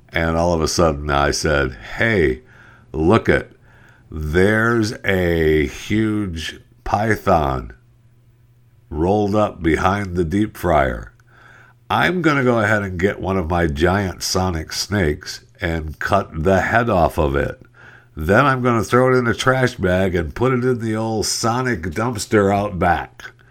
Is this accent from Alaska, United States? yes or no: yes; Alaska, United States; I'm not from Brooklyn. Okay, I'm from Alaska. I used to go camping with black bears hanging out at my campsite.